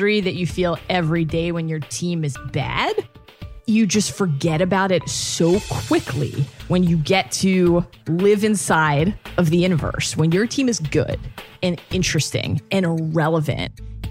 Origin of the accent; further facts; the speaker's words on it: Baltimore, Maryland, United States; I grew up in Baltimore